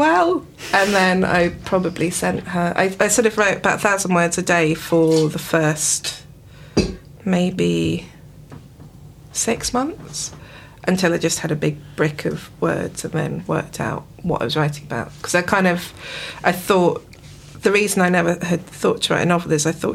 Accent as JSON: {"language": "English", "area": "Isle of Wight", "region": "South East England", "country": "United Kingdom", "tie": "born or raised there", "said": "growing up on the Isle of Wight"}